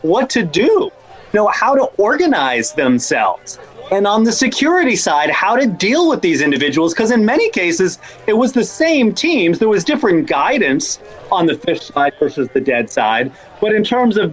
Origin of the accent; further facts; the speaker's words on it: Rhode Island, United States; I grew up in Rhode Island